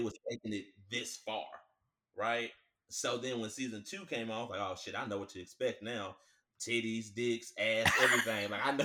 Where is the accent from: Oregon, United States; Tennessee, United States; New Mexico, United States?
Tennessee, United States; Nashville; also born or lived in Franklin, Tennessee; I was born in Nashville, and Williamson County, like Franklin, Brentwood, and all